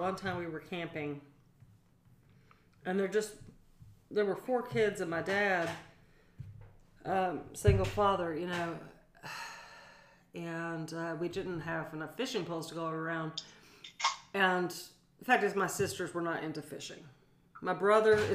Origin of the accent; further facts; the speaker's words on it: Portland, Oregon, United States; moved away; also born or lived in Pacific Northwest; I grew up in Portland, but we're Southern